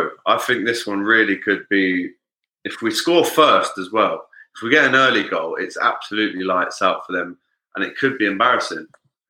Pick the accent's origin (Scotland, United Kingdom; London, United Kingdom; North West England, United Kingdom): London, United Kingdom; I grew up in North London and around me is just Arsenal fans.